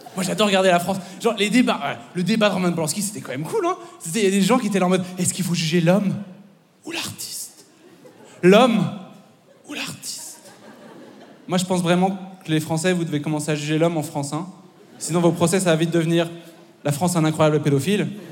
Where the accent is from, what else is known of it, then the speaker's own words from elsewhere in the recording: Belgium; je, suis belge, euh, mais mon père est français